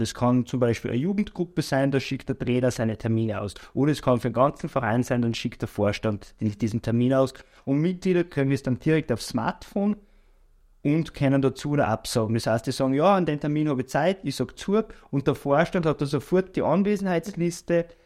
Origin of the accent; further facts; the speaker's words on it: Bad Ischl, Upper Austria, Austria; moved away; also born or lived in Salzburg / Vorchdorf / Linz; bin aber aufgewachsen in Bad Ischl